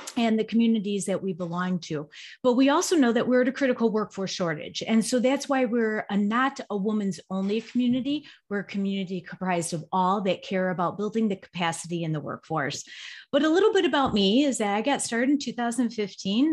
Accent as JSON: {"language": "English", "town": "Chicago", "region": "Illinois", "country": "United States", "said": "I'm from the Chicagoland area."}